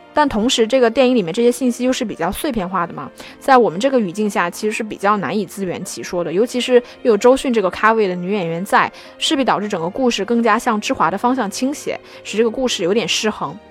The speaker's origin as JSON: {"language": "Chinese", "country": "China", "said": "我们中国人南方和北方的口音上的差别"}